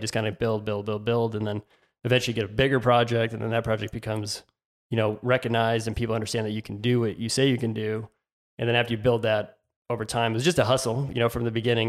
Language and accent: English; Tucson, Arizona, United States; I grew up in, uh, Tucson, Arizona. I'm from Tucson, which is south of Phoenix